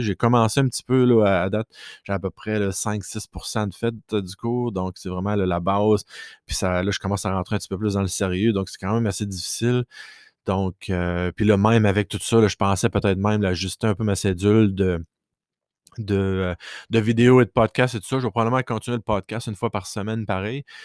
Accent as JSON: {"language": "French", "region": "Quebec", "country": "Canada", "first_language": "French", "said": "je suis francophone de base euh, du Québec"}